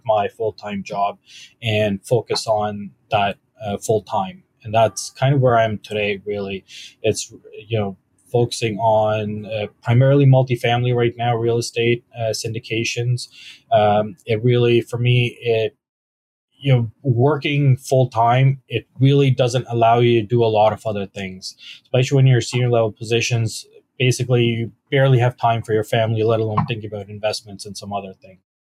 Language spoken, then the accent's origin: English; London, Ontario, Canada; also born or lived in Mississauga / Toronto / Waterloo / Kitchener; I actually grew up in London. I went to Western